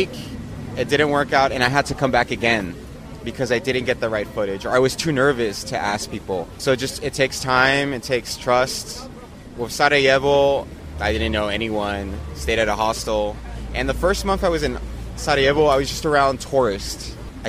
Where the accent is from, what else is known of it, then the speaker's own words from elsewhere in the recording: Mexico; Most of the time, I'm the first Mexican they meet.